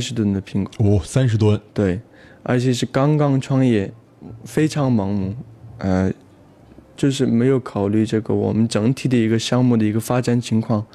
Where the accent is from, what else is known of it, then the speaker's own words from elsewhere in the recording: Aksu, Xinjiang, China; moved away; 我们老家阿克苏